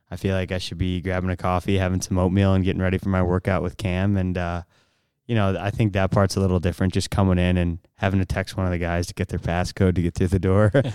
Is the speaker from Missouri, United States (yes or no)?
yes; St. Louis, Missouri, United States; I'm from Saint Louis